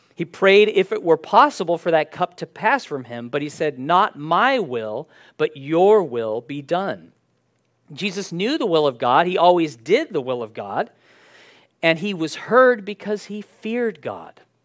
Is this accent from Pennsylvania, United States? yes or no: no; San Diego, California, United States; When I was growing up in San Diego